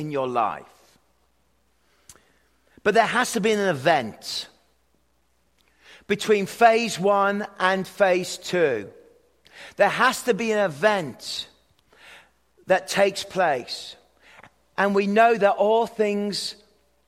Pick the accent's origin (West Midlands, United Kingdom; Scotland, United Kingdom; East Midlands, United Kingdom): West Midlands, United Kingdom; Worcestershire; moved away; I was born in Worcestershire, in the Shires